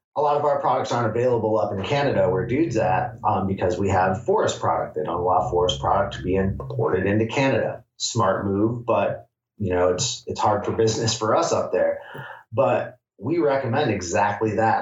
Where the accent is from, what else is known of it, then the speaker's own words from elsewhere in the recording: Michigan, United States; moved away as an adult; now in Humboldt, United States; I'm from Michigan originally